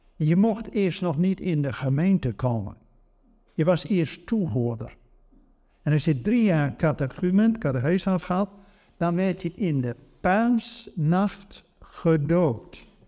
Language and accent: Dutch; Netherlands; wij Nederlanders